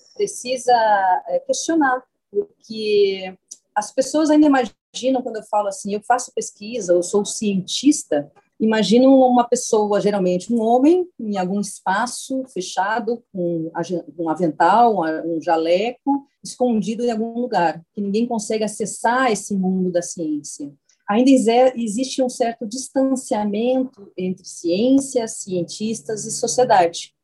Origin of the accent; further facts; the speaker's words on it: Porto Alegre, Rio Grande do Sul, Brazil; Eu sou do Rio Grande do Sul, sou de Porto Alegre